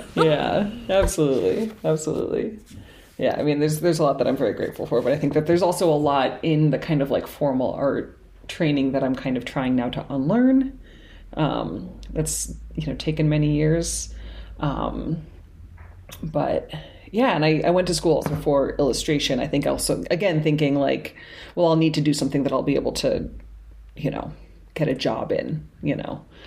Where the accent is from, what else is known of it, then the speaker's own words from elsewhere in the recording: Cambridge, Massachusetts, United States; moved away as an adult; now in New Orleans, United States; grew up in Cambridge, Massachusetts, so up north, um, and moved down here just right after college